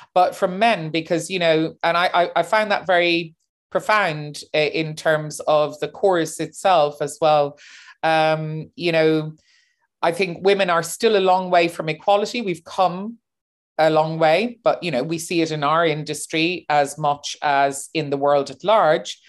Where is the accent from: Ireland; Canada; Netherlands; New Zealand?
Ireland; Cork, Munster; moved away as an adult; also born or lived in New York, United States / London, United Kingdom; now in Berlin, Germany; And I was born in New York, grew up in Cork